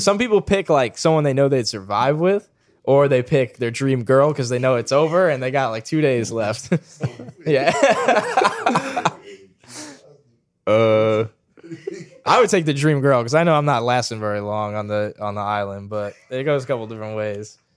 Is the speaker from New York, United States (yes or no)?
yes; New York, United States; I'm from New York and I'm here